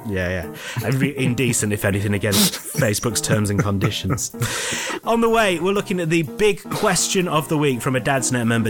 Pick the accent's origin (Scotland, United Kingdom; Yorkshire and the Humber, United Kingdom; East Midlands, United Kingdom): Yorkshire and the Humber, United Kingdom; Scunthorpe; I've got my hometown team and I support Scunthorpe United